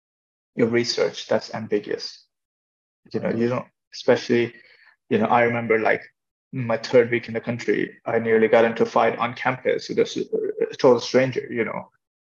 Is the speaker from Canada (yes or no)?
no; Ireland; growing up in Ireland, you know, you have to go, you can't go to the hospital